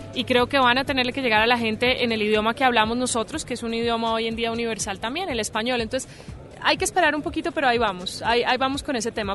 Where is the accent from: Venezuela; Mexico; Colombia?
Colombia; en mi país, que vuelvo